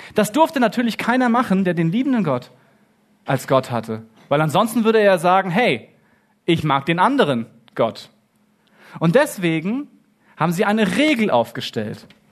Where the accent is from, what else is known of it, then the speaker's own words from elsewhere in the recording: Germany; ich bin in Deutschland aufgewachsen